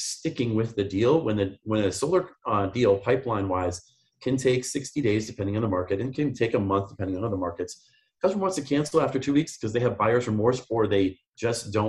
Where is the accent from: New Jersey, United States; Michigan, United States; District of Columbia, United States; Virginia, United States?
Michigan, United States; Grand Rapids; moved away; I'm from Grand Rapids, Michigan